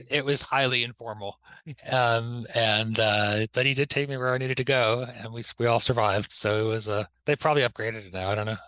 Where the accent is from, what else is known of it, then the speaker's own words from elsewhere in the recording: Pittsfield, Massachusetts, United States; moved away as an adult; also born or lived in Boston / London; growing up in Pittsfield, it was kind of like our reference big city.